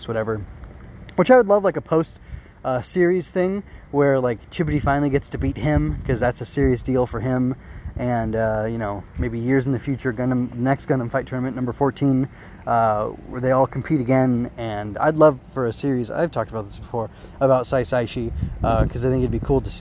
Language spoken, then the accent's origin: English; United States; as an American